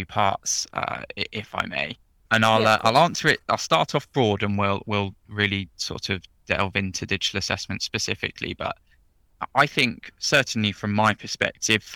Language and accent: English; Oxford, South East England, United Kingdom; moved away as an adult; now in London, United Kingdom; was born and bred in Oxford, grew up in Oxford, and I'm now living in the heady heights of London